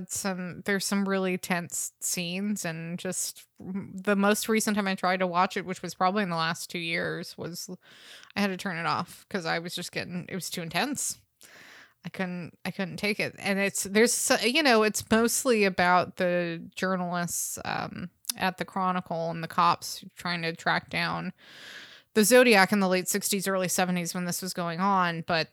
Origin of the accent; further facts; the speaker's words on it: Benicia, California, United States; In the town that I grew up in Northern California.